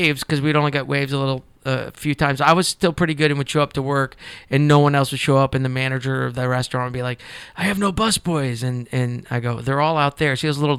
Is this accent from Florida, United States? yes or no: yes; Fort Lauderdale, Florida, United States; also born or lived in Middletown, Ohio / Delray Beach, Florida; I grew up in Fort Lauderdale until I was 10 years old.